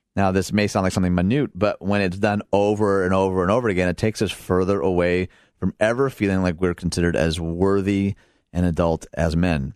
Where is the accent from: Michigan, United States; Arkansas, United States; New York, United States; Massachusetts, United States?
Michigan, United States; outside Detroit; moved away as an adult; now in Illinois, United States; I grew up outside Detroit, never had my car broken into. I moved to Illinois